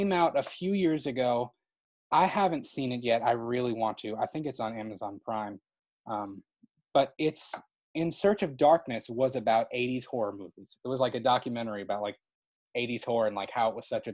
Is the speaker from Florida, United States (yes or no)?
yes; Florida, United States; moved away; in Florida, I was born in Florida